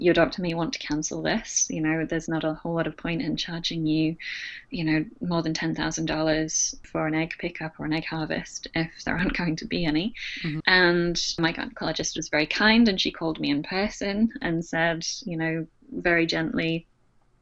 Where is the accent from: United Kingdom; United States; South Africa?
United Kingdom; moved away as an adult; now in Australia; my status as a Brit in Australia